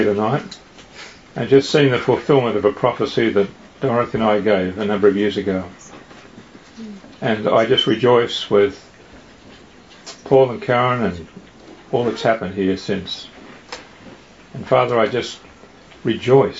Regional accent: Australia; moved away as an adult; now in United States; I'm from Australia.

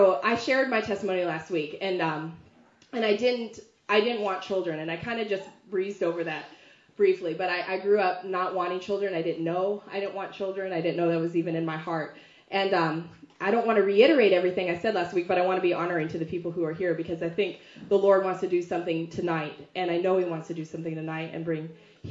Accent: the South, United States; moved away; when I'm from the South

